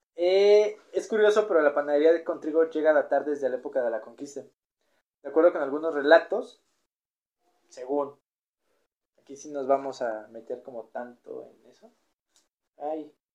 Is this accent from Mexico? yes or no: yes; Mexico; ¿Cómo somos los mexicanos para comer?